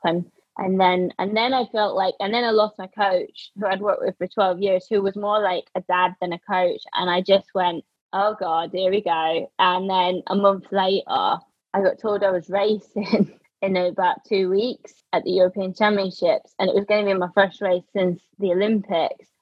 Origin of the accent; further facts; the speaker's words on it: Scotland, United Kingdom; moved away; being the only like scottish one at the team